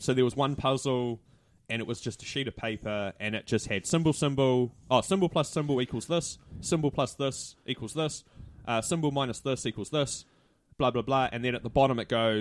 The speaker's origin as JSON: {"language": "English", "town": "Hamilton", "region": "Waikato", "country": "New Zealand", "said": "asked where I was from and I said, \"Hamilton.\""}